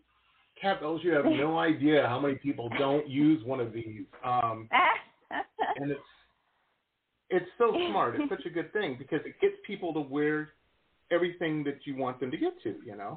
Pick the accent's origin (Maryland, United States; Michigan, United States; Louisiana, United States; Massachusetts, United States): Michigan, United States; Detroit; moved away; also born or lived in Boston; I'm from Detroit originally. That's where I grew up, Metro Detroit